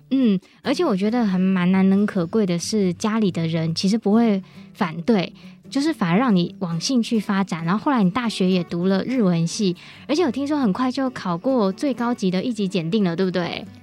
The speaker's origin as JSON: {"language": "Chinese", "town": "Hsinchu", "country": "Taiwan", "tie": "born or raised there", "said": "那我的老家也是在新竹嘛"}